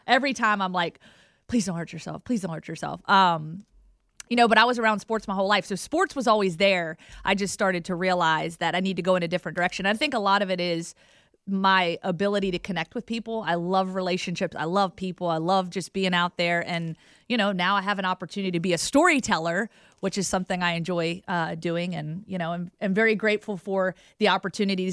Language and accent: English; Roanoke, Virginia, United States; moved away as an adult; also born or lived in Giles County, Virginia; now in Alabama, United States; I grew up in Roanoke, moved to Giles.